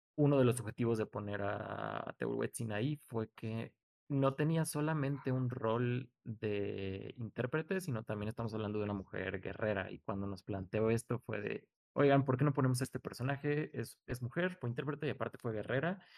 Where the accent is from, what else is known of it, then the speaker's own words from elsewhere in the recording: Mexico; somos mexicanos